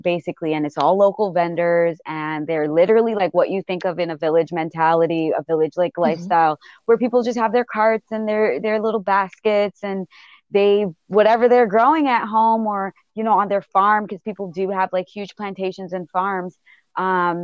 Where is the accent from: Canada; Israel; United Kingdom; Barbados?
Barbados; also born or lived in Bronx, New York; now in New York, United States; there where I really grew up and really learned about food and was really exposed to food